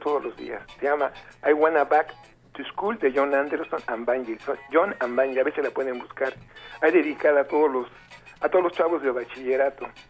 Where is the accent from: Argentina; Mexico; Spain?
Mexico; soy mexicano